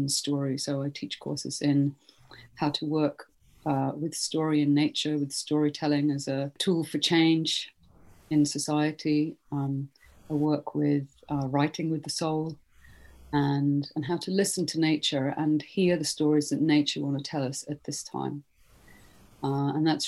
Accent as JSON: {"language": "English", "town": "Stockholm", "region": "Stockholm County", "country": "Sweden", "tie": "born or raised there", "also_born_or_lived": "Britain", "moved": "yes", "said": "I'm originally from Sweden, born in Stockholm, and then I lived in Britain for a long time"}